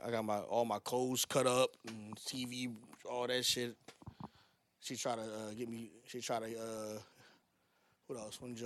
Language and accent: English; Philadelphia, Pennsylvania, United States; I'm from Uptown